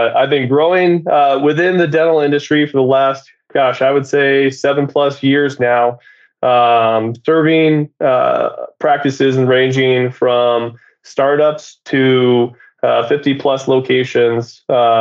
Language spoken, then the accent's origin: English; Seattle, Washington, United States; also born or lived in New York; I'm from Seattle, Washington